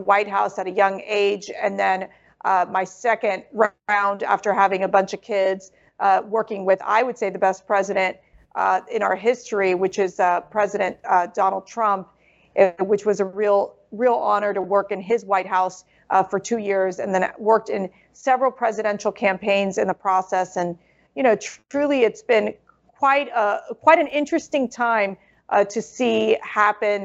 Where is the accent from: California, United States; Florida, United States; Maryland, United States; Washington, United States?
Florida, United States; Miami; I grew up in Miami, Florida